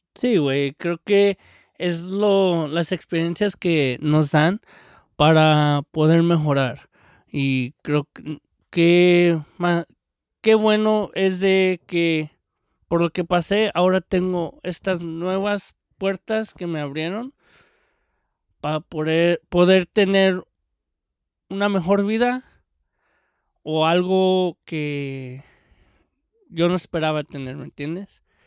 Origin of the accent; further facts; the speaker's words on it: Mexico; now in California, United States; el mexicano